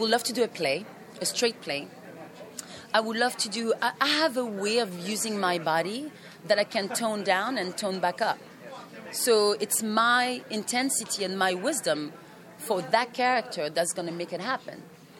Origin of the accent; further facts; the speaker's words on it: France; English is a second language; also born or lived in Cameroon; I am a mixed. I am from France, from my dad, and I'm a mixed. My mom is from Africa and the French West Indies. I was raised in Cameroon and in France at one time.